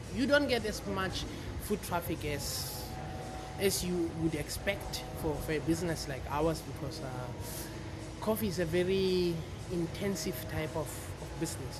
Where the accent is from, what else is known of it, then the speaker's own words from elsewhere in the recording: Free State, South Africa; now in Cape Town, South Africa; I'm based in Cape Town, original from Central South Africa. I'm from the Free State.